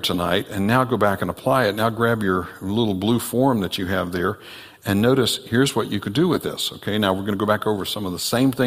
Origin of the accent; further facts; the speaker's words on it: next county over from Santa Rosa, Florida, United States; Santa Rosa, Florida, is the next county over from where I grew up